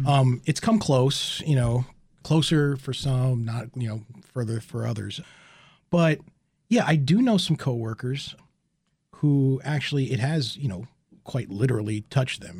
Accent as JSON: {"language": "English", "country": "United States", "said": "as an American citizen"}